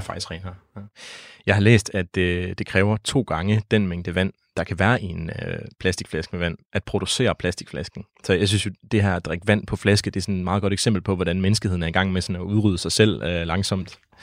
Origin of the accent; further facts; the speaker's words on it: Denmark; hvor jeg voksede op ved Vesterhavet